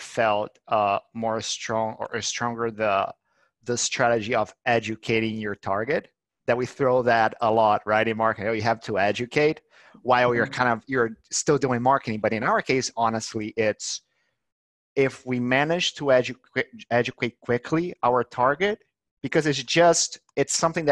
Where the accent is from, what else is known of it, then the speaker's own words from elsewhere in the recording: Brazil; now in Barcelona, Spain; I'm Brazilian